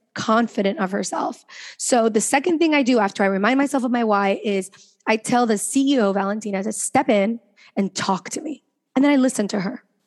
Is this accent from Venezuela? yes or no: yes; Venezuela; We know we're from Venezuela